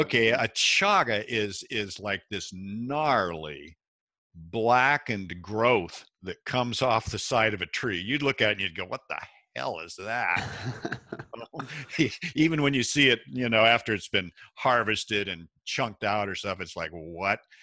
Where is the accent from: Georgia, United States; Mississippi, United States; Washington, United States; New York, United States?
Washington, United States; Seattle; I was born and raised in Washington State, uh, Seattle is where I grew up